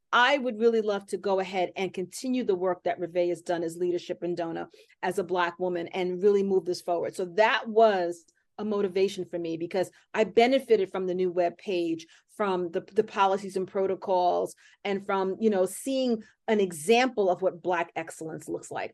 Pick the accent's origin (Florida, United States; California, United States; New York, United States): New York, United States; New York City; I grew up here in Hell's Kitchen.